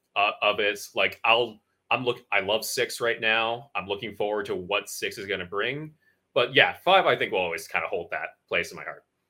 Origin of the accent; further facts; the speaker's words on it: Connecticut, United States; moved away; I grew up in Connecticut